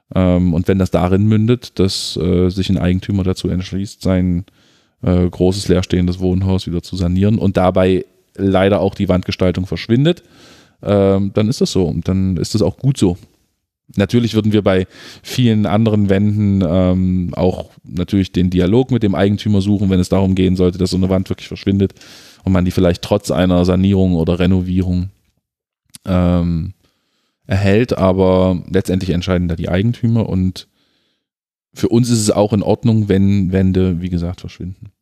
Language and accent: German; Halle, Saxony-Anhalt, Germany; große Teile meiner Kindheit und Jugend in Halle Neustadt verbracht